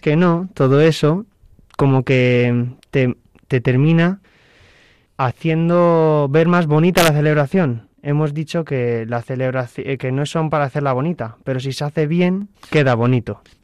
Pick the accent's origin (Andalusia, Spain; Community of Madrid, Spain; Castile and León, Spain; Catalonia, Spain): Community of Madrid, Spain; Alcalá de Henares; en la diócesis de Alcalá de Henares, que es de donde soy